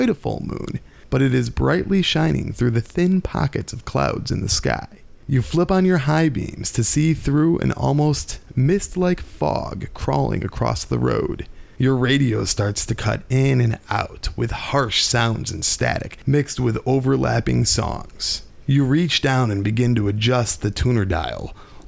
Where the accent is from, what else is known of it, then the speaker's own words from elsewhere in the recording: Illinois, United States; we are from Illinois